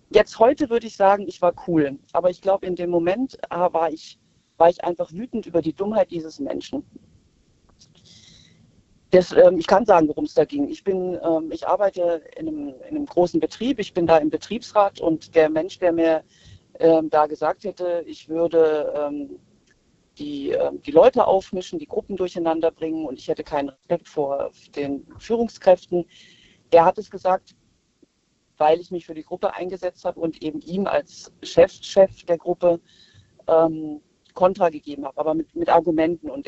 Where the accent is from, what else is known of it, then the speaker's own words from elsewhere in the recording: Baden-Württemberg, Germany; Wir kommen aus Karlsruhe und Stuttgart.